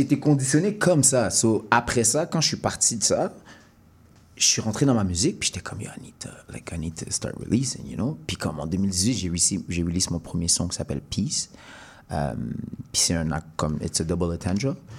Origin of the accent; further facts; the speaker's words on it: Montreal, Quebec, Canada; moved away as an adult; also born or lived in Sherbrooke; Je viens de Montréal